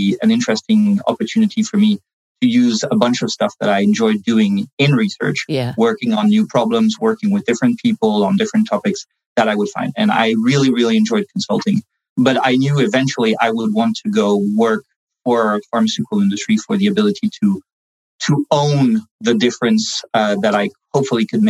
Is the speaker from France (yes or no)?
yes; France; moved away; I'm bilingual in French and English. I started learning English at home first and lived in France most of my life.